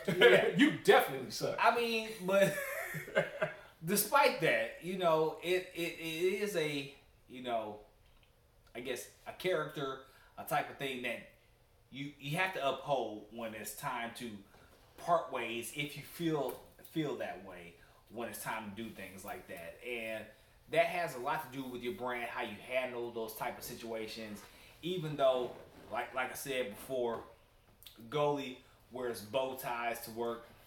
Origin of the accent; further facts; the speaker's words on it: Detroit, Michigan, United States; now in Houston, United States; I'm from Detroit, Michigan.